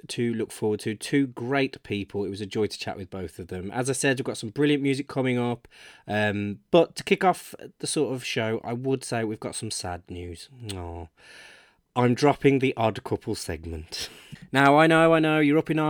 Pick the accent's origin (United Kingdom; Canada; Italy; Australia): United Kingdom; Birmingham, West Midlands; it's my hometown Birmingham